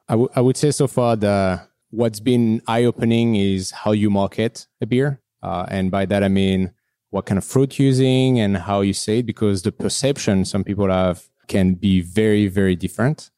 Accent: France; moved away as an adult; now in Vancouver, Canada; I'm from France, so I'm not the hugest beer guy

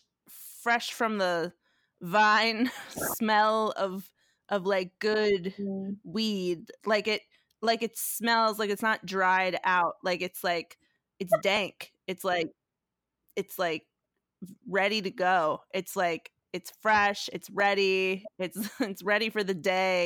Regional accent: New York, United States; I'm from New York

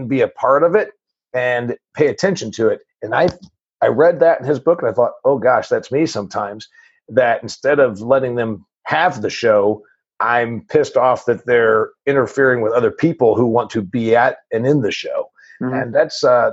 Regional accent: Huntington, Indiana, United States; I'm a farm boy from a dairy farm in northern Indiana.

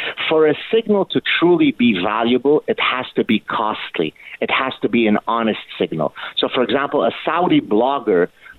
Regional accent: Canada; I say we, by the way, I'm Canadian. But maybe an honorary American, right?

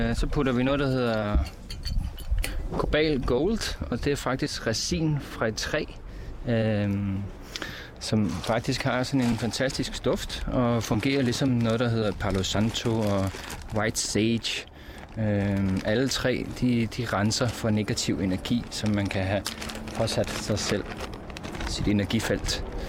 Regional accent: Copenhagen, Capital Region of Denmark, Denmark; moved away as an adult; jeg er fra Amager

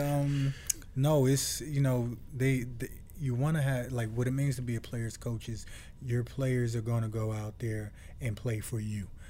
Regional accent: Newark, New Jersey, United States; moved away; born and raised in Newark, New Jersey

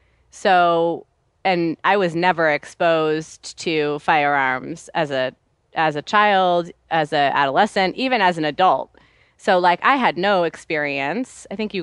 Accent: New York City, New York, United States; I grew up in New York City. Like, I walked to school every day. We didn't leave the city that often

